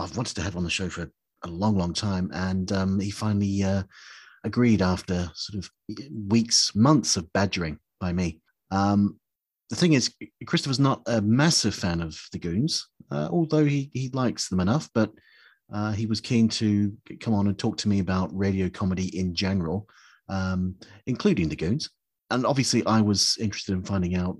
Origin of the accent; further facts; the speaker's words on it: New Zealand; I grew up in New Zealand in the late 70s, early 80s, and it was shown on TVNZ